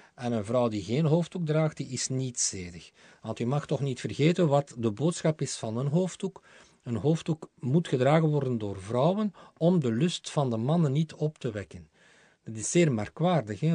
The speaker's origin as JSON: {"language": "Dutch", "town": "Aalst", "region": "Flanders", "country": "Belgium", "tie": "born or raised there", "moved": "yes", "lives_now": "Brussels, Belgium", "said": "Het is mijn geboortestad"}